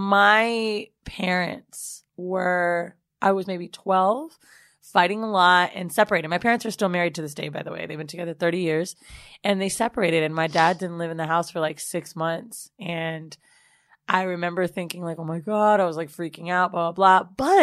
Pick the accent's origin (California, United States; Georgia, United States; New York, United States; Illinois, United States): New York, United States; Bronx; now in Arizona, United States; I'm from the Bronx, but currently live in Arizona.